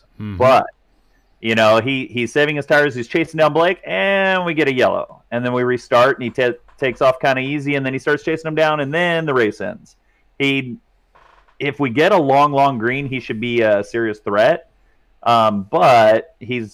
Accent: California, United States; also born or lived in Hancock County, Indiana; now in Indiana, United States; I am from California

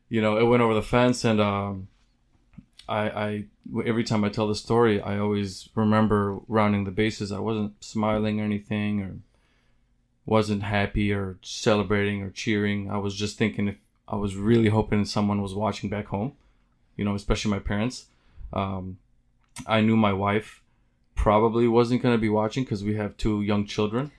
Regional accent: Silwad, West Bank, Palestine; now in Munster, United States; I'm from Silwad, Palestine, uh, which is in the West Bank, but I currently live in, uh, Munster, Indiana, which is right outside of Chicago.

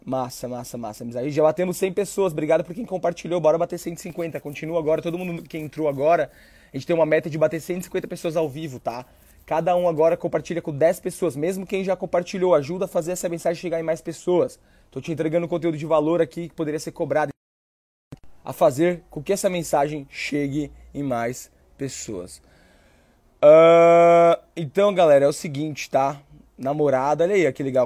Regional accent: São Paulo, Brazil; moved away as an adult; also born or lived in Northeast Brazil / Australia; na quebrada lá, Itaim tá Paulista, onde eu cresci

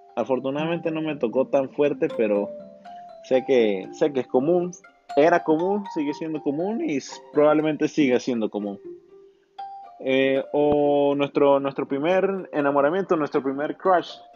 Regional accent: Venezuela; viví una época muy bonita en Venezuela, creciendo en Venezuela.

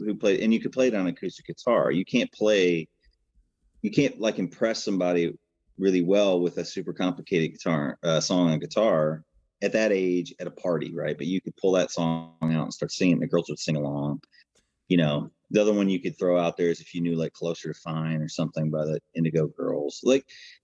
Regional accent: Chicago, Illinois, United States; also born or lived in Arkansas; now in Nashville, United States; I was born in Arkansas, but raised in Chicago

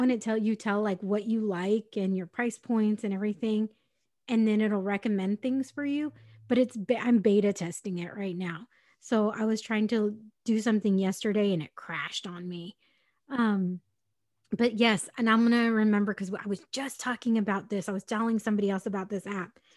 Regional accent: San Diego, California, United States; I'm from San Diego

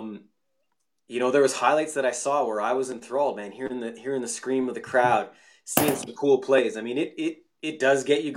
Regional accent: Canada; I wasn't born in Italy, but I was raised Italian in Canada

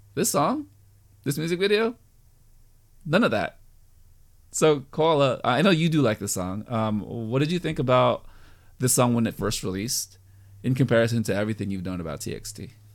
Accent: United States; I'm American

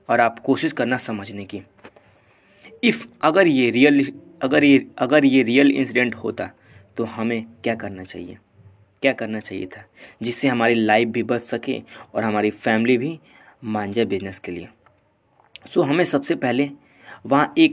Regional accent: Gorakhpur, Uttar Pradesh, India; and मैं proper Gorakhpur से belong करता हूँ सो so, मैं यूपी का हूँ

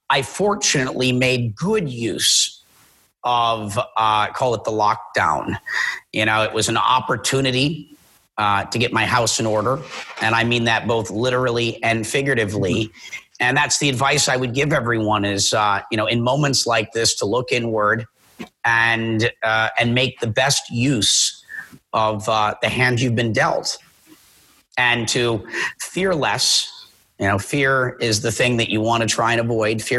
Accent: Minnesota, United States; now in Puerto Rico; Yeah, so I'm from Minnesota originally, and I grew up as an actor, so I lived in California, and I've lived all over the world.

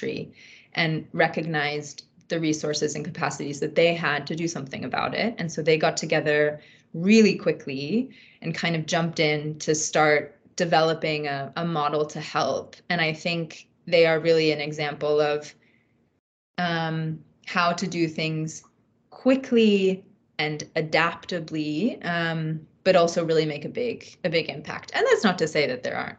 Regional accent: United States; moved away as an adult; also born or lived in Afghanistan / Pakistan; my positionality as an American

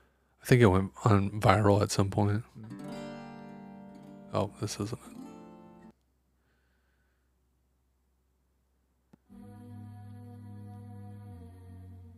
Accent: Michigan, United States; I'm from Michigan

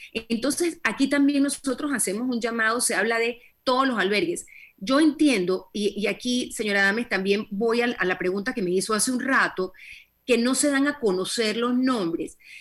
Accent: Panama; como panameños

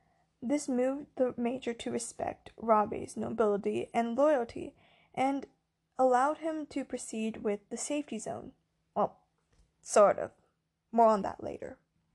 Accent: United States; Because I'm Chinese American.

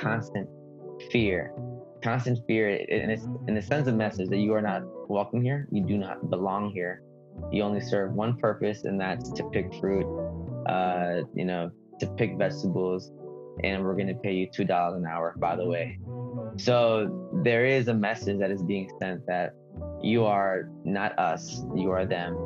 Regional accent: United States; English is a second language; I am not undocumented. I was born in the United States

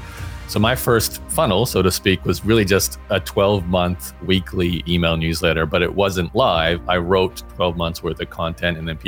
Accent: Australia; I grew up in Australia

